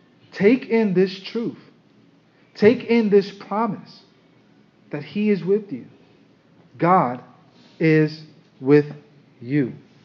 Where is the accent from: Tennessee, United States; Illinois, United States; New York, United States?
New York, United States; Brooklyn; Now, I know you, most of us here, we're from Brooklyn.